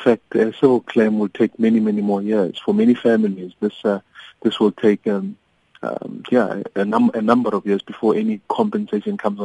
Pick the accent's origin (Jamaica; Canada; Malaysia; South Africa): South Africa; as the South African people